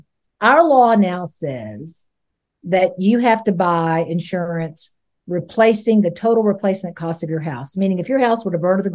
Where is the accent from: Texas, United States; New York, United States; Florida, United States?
Florida, United States; Hillsborough County; I grew up in Hillsborough County